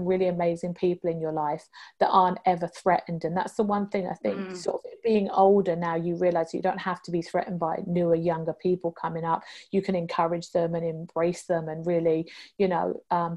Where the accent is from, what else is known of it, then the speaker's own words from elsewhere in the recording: United Kingdom; moved away as an adult; also born or lived in London, England / Hong Kong; being British